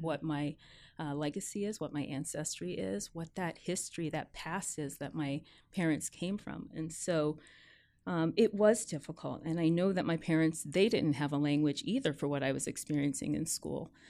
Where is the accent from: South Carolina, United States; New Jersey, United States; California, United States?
New Jersey, United States; born or raised there; also born or lived in New York, United States / Jamaica (parents); now in Seattle, United States